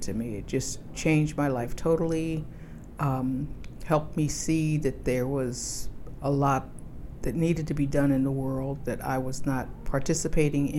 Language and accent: English; New Jersey, United States; moved away as an adult; now in Washington, D.C., United States; I've lived in D.C. for about 32 years. I come from New Jersey